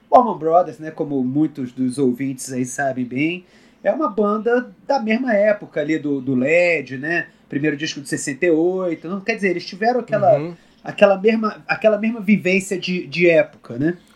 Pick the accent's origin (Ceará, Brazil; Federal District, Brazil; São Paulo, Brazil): Federal District, Brazil; Brasília; also born or lived in Rio de Janeiro; Eu tenho sotaque, mas eu, eu, na verdade, eu sou, eu sou candango completamente.